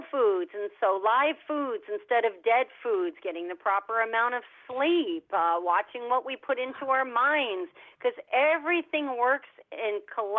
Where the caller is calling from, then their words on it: Orlando, Florida, United States; I'm calling from sunny Orlando, Florida.